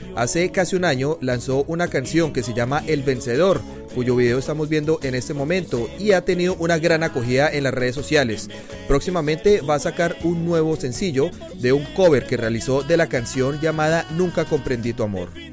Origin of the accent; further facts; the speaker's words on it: Colombia; now in Australia; nos identifican como colombianos